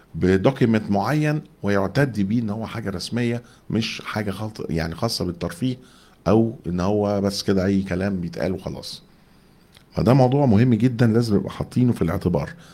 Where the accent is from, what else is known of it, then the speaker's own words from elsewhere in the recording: Egypt; احنا كمصريين